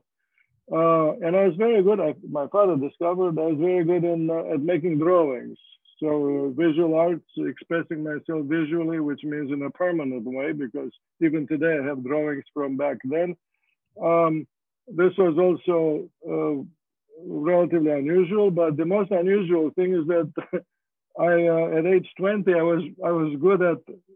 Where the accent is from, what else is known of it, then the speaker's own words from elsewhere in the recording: Romania; moved away as an adult; now in United States; I was born in Romania in 1948